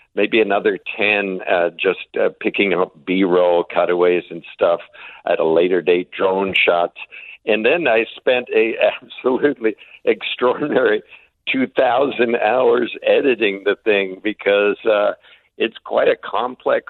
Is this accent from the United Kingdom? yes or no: no; Canada; as a Canadian